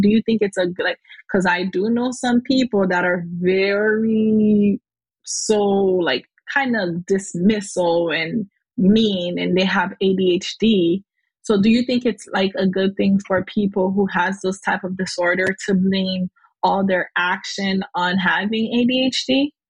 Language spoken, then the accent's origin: English; Haiti; accent: Haitian; my Haitian accent